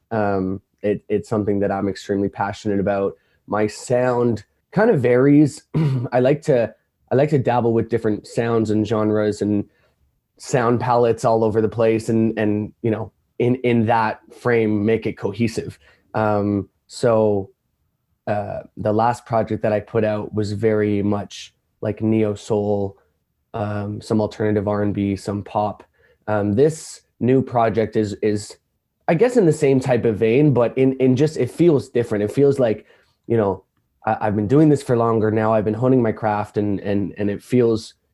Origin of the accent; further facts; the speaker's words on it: Toronto, Ontario, Canada; I am a artist from Toronto, Canada